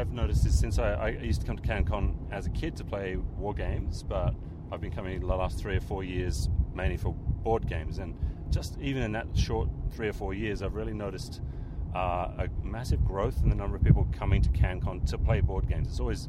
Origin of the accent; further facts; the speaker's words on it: Sydney, New South Wales, Australia; from Sydney